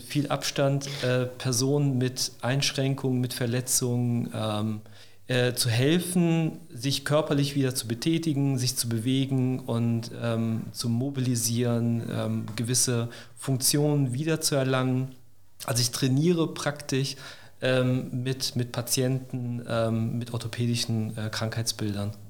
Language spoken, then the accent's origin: German; Neuss, North Rhine-Westphalia, Germany; moved away as an adult; also born or lived in Cologne; now in Stuttgart, Germany; ich bin gebürtiger Rheinländer. Ich komme aus Neuss